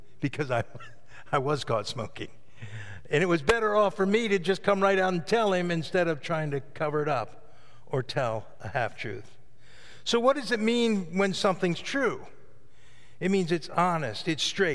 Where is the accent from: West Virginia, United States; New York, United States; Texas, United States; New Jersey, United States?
New York, United States; the Catskills; I grew up in the Catskills in New York